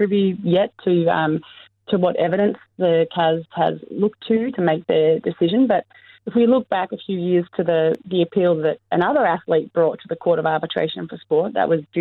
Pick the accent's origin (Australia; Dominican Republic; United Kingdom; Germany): Australia; I'm an Australian athlete, or I was an Australian athlete